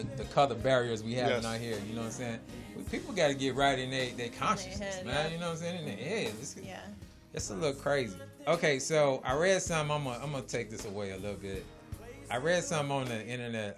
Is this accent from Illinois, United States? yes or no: yes; Chicago, Illinois, United States; I grew up in Chicago